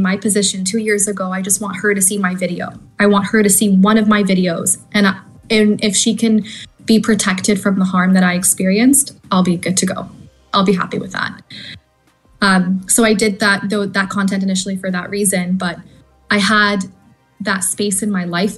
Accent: Canada; moved away as an adult; also born or lived in Australia; I'm originally Canadian, you know, went to school there

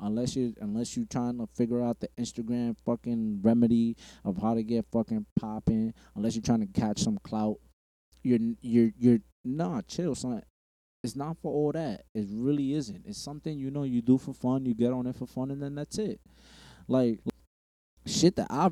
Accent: New York City, New York, United States; I'm from Bushwick. Not the Bushwick that it was now. Bushwick back then

